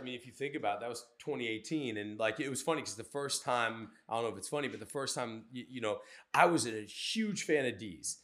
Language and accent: English; Cabin John, Maryland, United States; I grew up, so I grew up in Cabin John